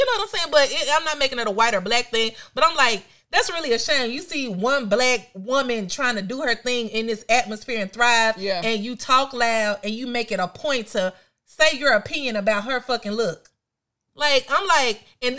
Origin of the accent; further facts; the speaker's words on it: Memphis, Tennessee, United States; I'm from Memphis